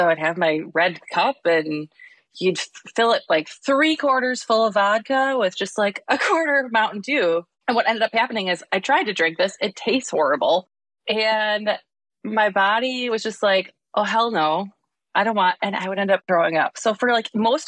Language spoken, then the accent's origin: English; Wausau, Wisconsin, United States; now in Madison, United States; I grew up in Wausau